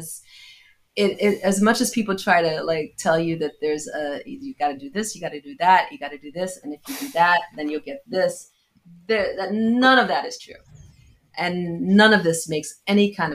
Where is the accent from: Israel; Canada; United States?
United States; New Jersey; also born or lived in London, United Kingdom / Jamaica; I'm a Jamaican girl born in London, raised in Jersey